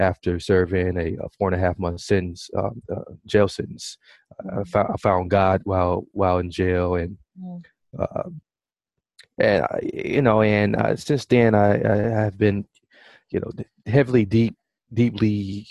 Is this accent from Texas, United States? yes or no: no; Milwaukee, Wisconsin, United States; I was born and raised in Milwaukee, Wisconsin